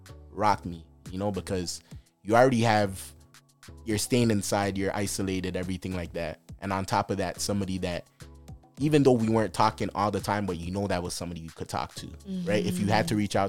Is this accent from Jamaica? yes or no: yes; Jamaica; I'm Jamaican